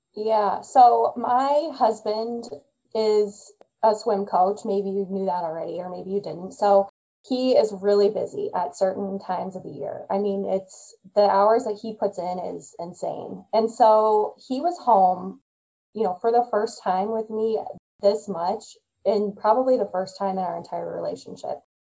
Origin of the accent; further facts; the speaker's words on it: Midwest, United States; I'm a Midwesterner and I love the Midwest way of life